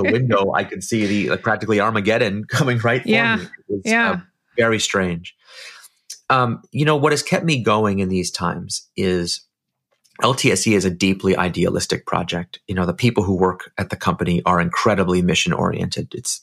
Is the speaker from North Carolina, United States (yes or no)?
no; San Francisco, California, United States; I'm from San Francisco